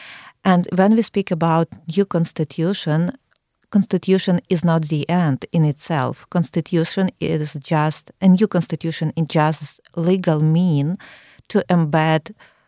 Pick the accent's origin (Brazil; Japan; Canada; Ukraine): Ukraine